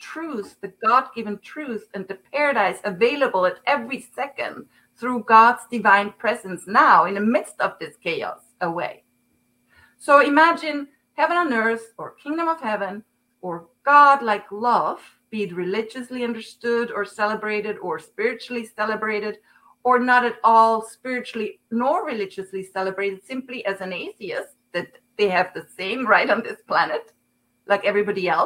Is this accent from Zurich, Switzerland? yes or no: yes; Zurich, Switzerland; English is a second language; moved away as an adult; now in United States; I'm from Switzerland, Zurich